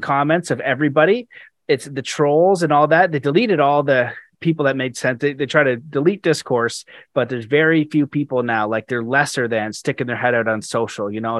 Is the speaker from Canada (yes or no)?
yes; Canada; as a Canadian